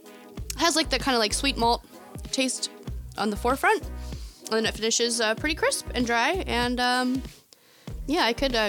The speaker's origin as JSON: {"language": "English", "town": "Philadelphia", "region": "Pennsylvania", "country": "United States", "said": "You know, being a Philadelphian at heart."}